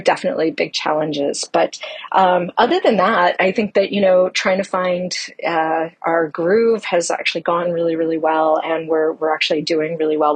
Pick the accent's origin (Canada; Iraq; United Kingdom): Canada; now in United States; I am originally from Canada, although I live in the States now.